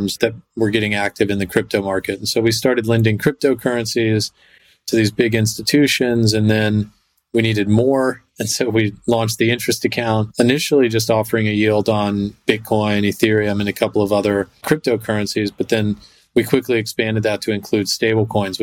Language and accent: English; Texas, United States; moved away as an adult; now in New York City, United States; I grew up in Texas and moved to New York City after I finished school